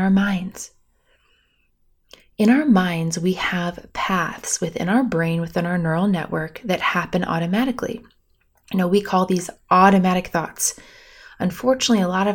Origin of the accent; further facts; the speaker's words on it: Bloomington, Indiana, United States; I grew up on Lake Monroe in Bloomington, Indiana, which I proudly have to say is the largest man-made lake in our state